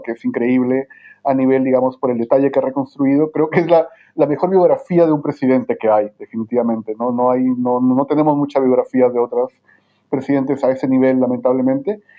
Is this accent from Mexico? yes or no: no; Lima, Peru; moved away as an adult; also born or lived in California / Connecticut / Ithaca, New York; now in Santiago, Chile; yo soy eh, peruano de nacimiento en Lima, mis padres son migrantes de Ancash eh, y viví por mucho tiempo en, Lima, hice el pregrado y estudié ahí también